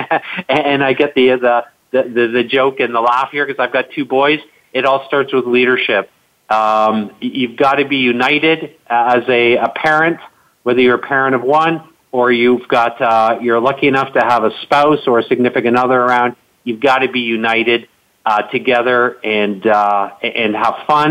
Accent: Canada; I'm Canadian

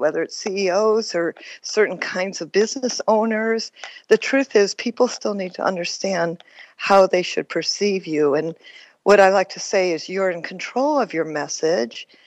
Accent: Detroit, Michigan, United States; moved away; also born or lived in San Francisco, California / Las Vegas, Nevada; I grew up in Detroit, Michigan

